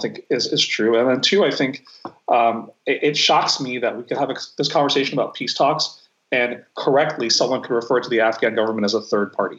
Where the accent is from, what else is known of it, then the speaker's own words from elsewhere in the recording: New York City, New York, United States; I grew up right in New York City